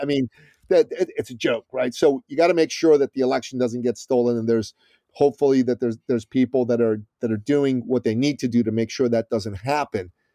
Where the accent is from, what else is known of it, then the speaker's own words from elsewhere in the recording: Iran; now in United States; I'm from Iran originally